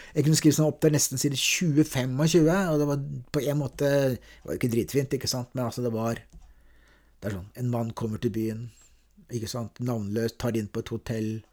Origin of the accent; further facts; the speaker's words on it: Oslo, Norway; also born or lived in Veitvet / Rælingen; Jeg er født i, døpt i Vålerenga kirke